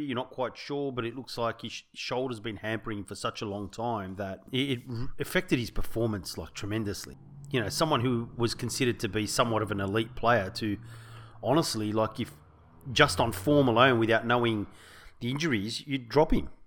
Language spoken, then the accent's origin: English; Sydney, New South Wales, Australia; We grew up in the South Sydney area